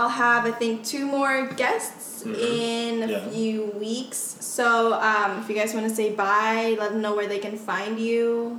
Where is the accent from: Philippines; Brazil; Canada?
Philippines; English is a second language; moved away; I was raised in the Philippines, and I, like, spoke no English whatsoever